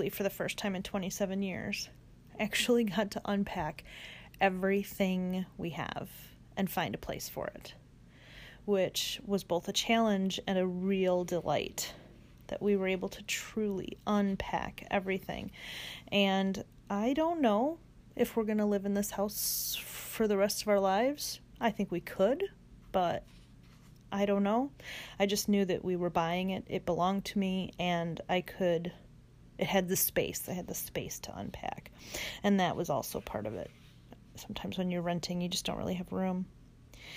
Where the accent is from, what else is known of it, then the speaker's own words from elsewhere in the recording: Northern Illinois, United States; moved away as an adult; also born or lived in Charleston, South Carolina / Knoxville, Tennessee / Northwest Indiana; now in Rochester, United States; we moved from Northern Illinois to Charleston, South Carolina